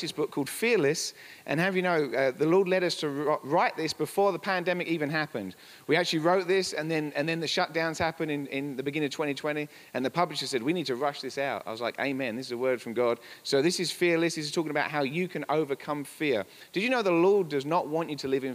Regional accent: England, United Kingdom; moved away as an adult; now in Colorado, United States; We're from England

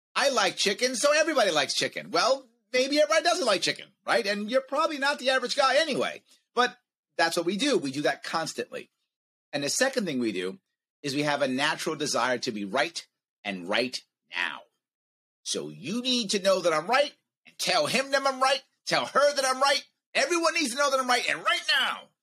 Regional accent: United States; as an American

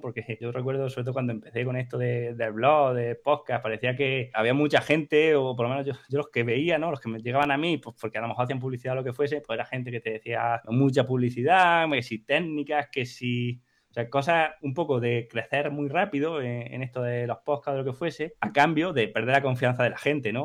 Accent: Huesca, Aragon, Spain; born or raised there; moved away; also born or lived in Granada

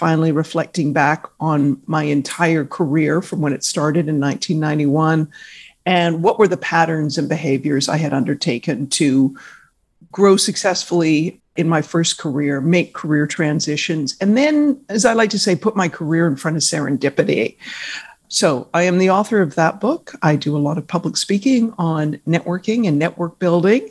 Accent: Victoria, British Columbia, Canada; moved away as an adult; also born or lived in Vancouver / Toronto; I grew up in Victoria, British Columbia, Canada

